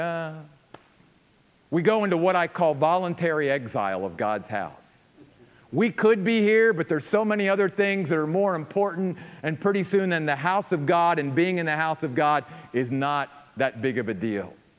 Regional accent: United States; especially as American Christians

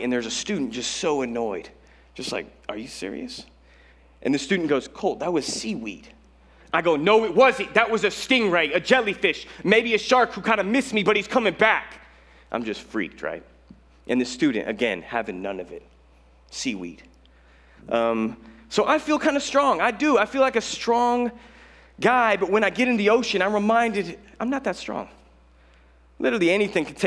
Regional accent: Colorado, United States; now in Los Angeles, United States; I'm not from Los Angeles. I'm from Colorado, where we have mountains and like a couple lakes

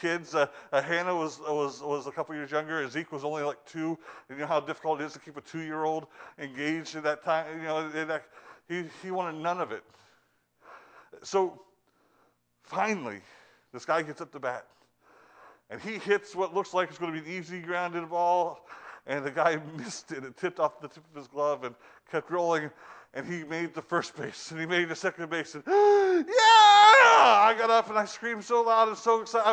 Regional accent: United States; now in Northeast, United States; I come from down south. I come from the Midwest.

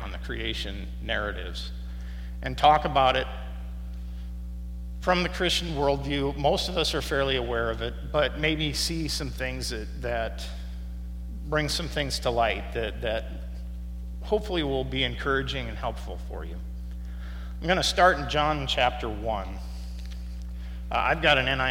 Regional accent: Midwest, United States; as a Midwesterner

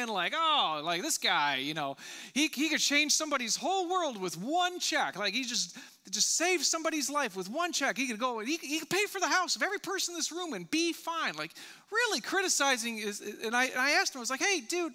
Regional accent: United States; I'm an American

